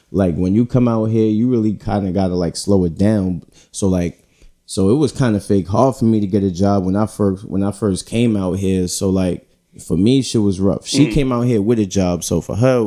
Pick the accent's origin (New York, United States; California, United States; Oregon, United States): New York, United States; moved away as an adult; now in Atlanta, United States; I'm from New York